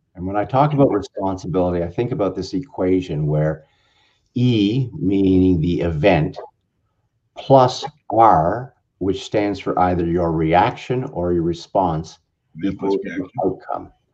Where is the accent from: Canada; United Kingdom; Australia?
Canada; now in Southern California, United States; I'm a Canadian. I'm in Southern California